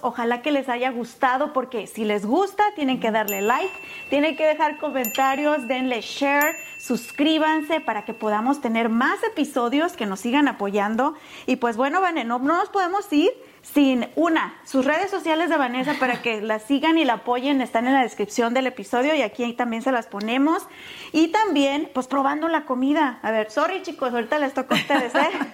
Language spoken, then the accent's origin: Spanish; Mexico; yo como mexicana